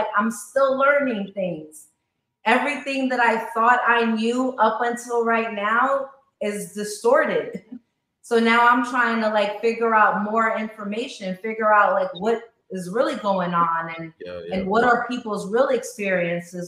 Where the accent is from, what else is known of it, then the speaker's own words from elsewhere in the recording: New York City, New York, United States; I grew up in Queens